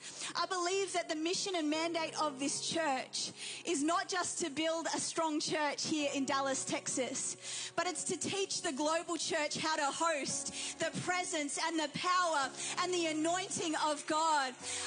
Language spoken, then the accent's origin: English; New Zealand; also born or lived in England; now in Australia; My parents, my dad is Persian, my mum is Irish. I was born in England, raised in New Zealand, and now live in Australia.